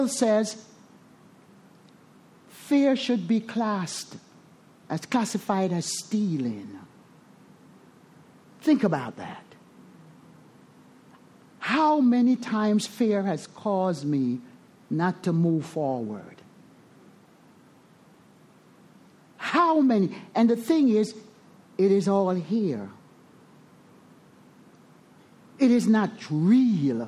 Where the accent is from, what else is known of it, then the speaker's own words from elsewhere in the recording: Jamaica; moved away; I was born in the Caribbean, Jamaica. Resentful at the country that I was born